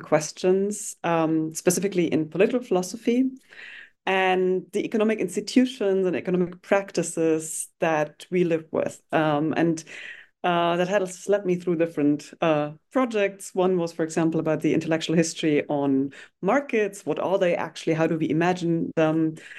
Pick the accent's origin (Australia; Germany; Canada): Germany; I grew up in Germany, um, and actually at the border of what was formerly the Iron Curtain, so in the east of Germany, um, facing what was then Czechoslovakia